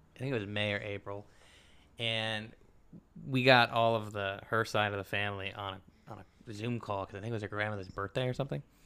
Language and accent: English; the South, United States; moved away; the kids I grew up with in the South